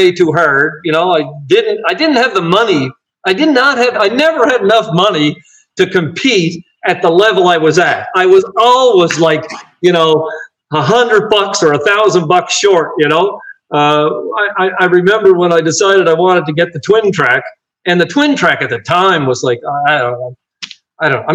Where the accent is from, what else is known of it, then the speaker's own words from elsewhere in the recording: Cape Breton, Nova Scotia, Canada; in my hometown